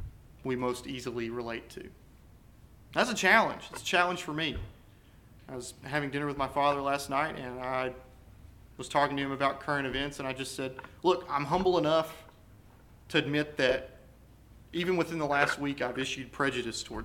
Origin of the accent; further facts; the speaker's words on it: United States; we as American Christians